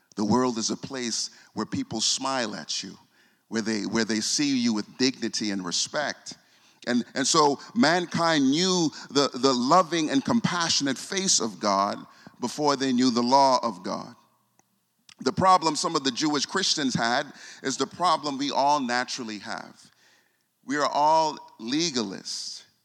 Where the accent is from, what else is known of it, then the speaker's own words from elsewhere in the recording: Bahamas; I'm from the Bahamas